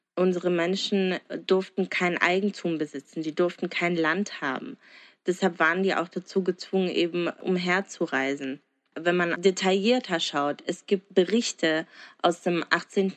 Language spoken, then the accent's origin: German; Germany; aus Deutschland